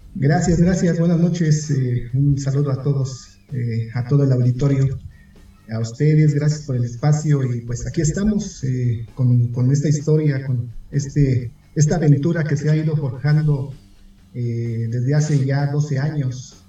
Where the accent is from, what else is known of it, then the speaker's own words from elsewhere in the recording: Mexico City, Mexico; Aunque mis padres son del Estado de México, son de un pueblo que se llama eh, Joquicingo, en el Estado de México. Yo nací aquí en la Ciudad de México